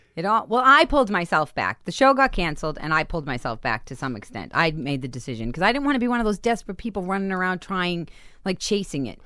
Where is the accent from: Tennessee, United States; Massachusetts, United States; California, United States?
Massachusetts, United States; Boston; moved away; I grew up in Boston, fist fighting, crazy